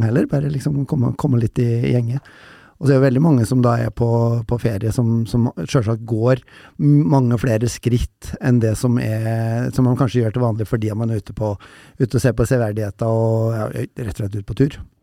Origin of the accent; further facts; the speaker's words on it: Røros, Trøndelag, Norway; jeg er jo fra Røros